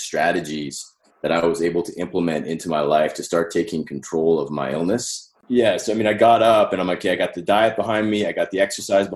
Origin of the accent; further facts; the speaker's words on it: Calgary, Alberta, Canada; I was born in Calgary in Canada, right? And I had a relatively, normal upbringing.